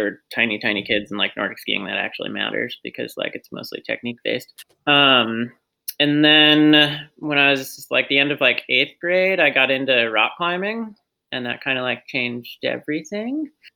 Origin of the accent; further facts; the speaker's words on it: Queensbury, New York, United States; Grew up in upstate New York, Queensbury, which is like the foothills of the Adirondacks